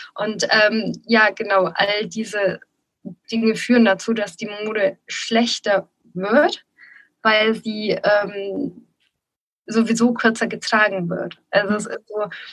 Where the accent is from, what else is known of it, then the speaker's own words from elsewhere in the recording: Nuremberg region, Bavaria, Germany; ich komme ja auch aus der Region Nürnberg